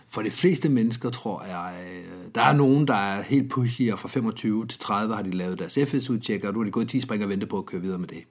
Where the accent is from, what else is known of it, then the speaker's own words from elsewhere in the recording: Denmark; Jeg er vokset op i Jylland